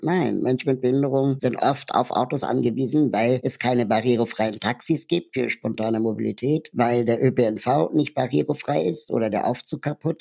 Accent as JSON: {"language": "German", "region": "Berlin", "country": "Germany", "tie": "born or raised there", "said": "ich bin in Berlin aufgewachsen"}